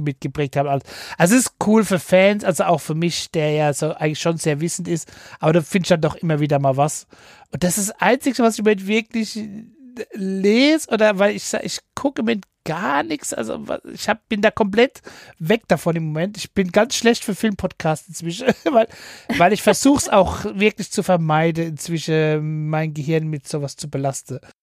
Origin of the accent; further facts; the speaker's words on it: Seattle, Washington, United States; moved away; da, wo ich herkomme